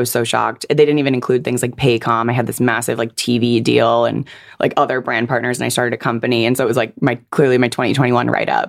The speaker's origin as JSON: {"language": "English", "area": "Silicon Valley", "region": "California", "country": "United States", "tie": "born or raised there", "said": "I'm like Silicon Valley born and raised."}